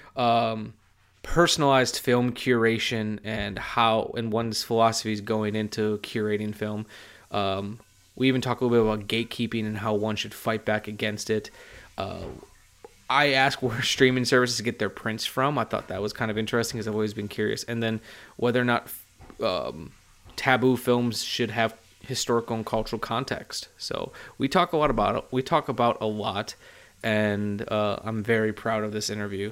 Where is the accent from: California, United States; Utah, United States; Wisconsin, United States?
Wisconsin, United States; I'm from Wisconsin, my dad's side of the family is all from the Appalachian Mountain Range in Virginia